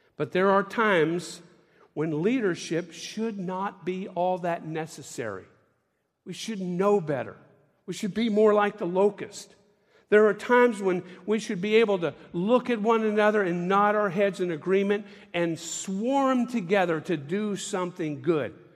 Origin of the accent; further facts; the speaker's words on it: Tampa, Florida, United States; I grew up in Tampa, Florida